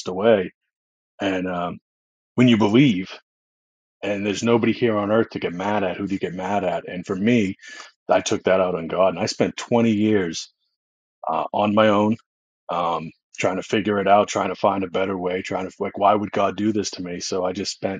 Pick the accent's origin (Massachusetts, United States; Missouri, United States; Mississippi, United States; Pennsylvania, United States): Massachusetts, United States; Boston; I was born and raised in Boston, Massachusetts